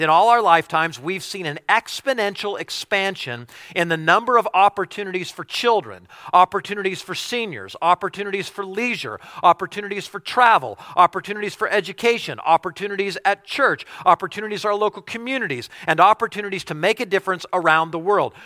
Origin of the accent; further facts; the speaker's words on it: United States; if we're American